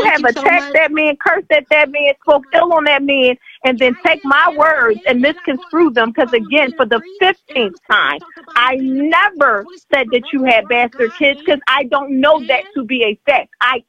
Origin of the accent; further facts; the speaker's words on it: Philadelphia, Pennsylvania, United States; I'm from Philly.